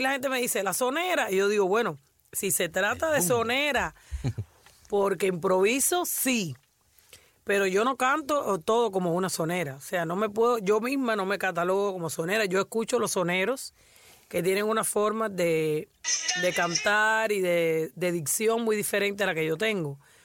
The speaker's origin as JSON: {"language": "Spanish", "region": "Havana", "country": "Cuba", "tie": "born or raised there", "said": "La Habana, que fue donde yo nací"}